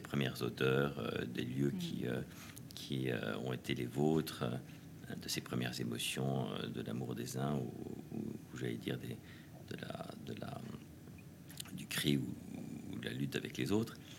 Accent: Paris, Île-de-France, France; also born or lived in Normandy; J'ai grandi d'abord évidemment à Paris, où j'étais élevé chez les jésuites à, Saint-Louis de Gonzague

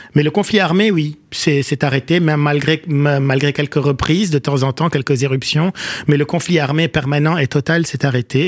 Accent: Beirut, Beirut Governorate, Lebanon; moved away as an adult; also born or lived in Paris, France; j'ai grandi à Achrafieh, dans la partie est de Beyrouth pendant la guerre

